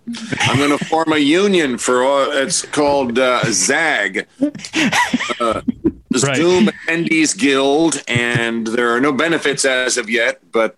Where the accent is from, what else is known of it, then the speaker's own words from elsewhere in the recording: Englewood, New Jersey, United States; also born or lived in Forest Hills, Queens, New York; Originally Forest Hills, New York, and then moved out to Englewood, New Jersey in 1966.